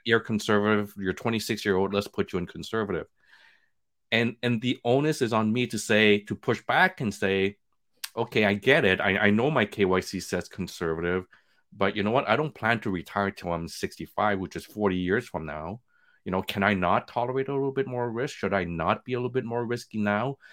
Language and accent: English; Montreal, Quebec, Canada; moved away as an adult; also born or lived in Vietnam; now in Toronto, Canada; We grew up in Montreal with nothing.